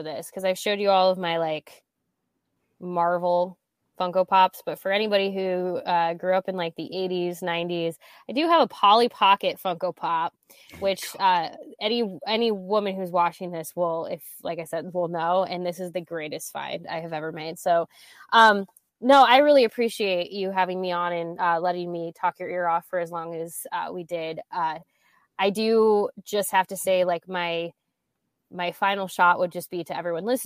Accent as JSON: {"language": "English", "region": "Nebraska", "country": "United States", "tie": "born or raised there", "said": "I grew up in Nebraska"}